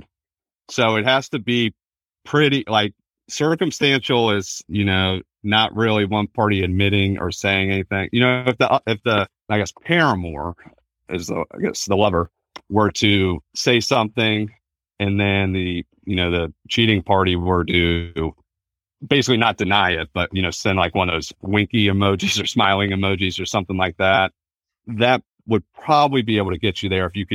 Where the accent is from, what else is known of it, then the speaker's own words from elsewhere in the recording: Virginia, United States; also born or lived in North Carolina; I'm born and raised in Virginia. I went to college in North Carolina, but came back.